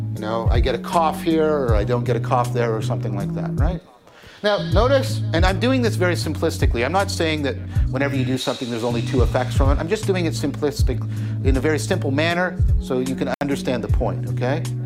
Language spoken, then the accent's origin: English; Hamilton, Ontario, Canada; I'm from Hamilton